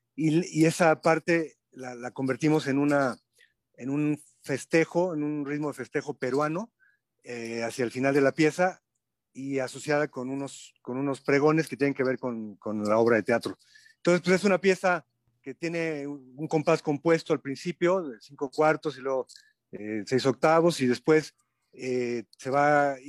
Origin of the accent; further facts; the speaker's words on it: Mexico City, Mexico; no somos de allá, somos chilangos